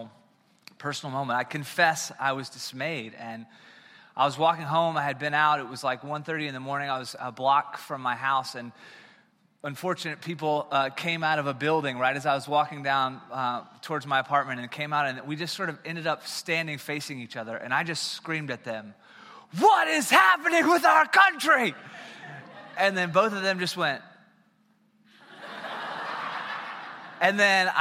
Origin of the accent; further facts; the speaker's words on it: South Carolina, United States; moved away; So I'm originally from South Carolina